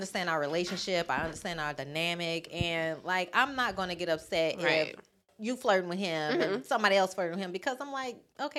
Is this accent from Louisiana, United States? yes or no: yes; New Orleans, Louisiana, United States; moved away; So I'm born and raised in New Orleans.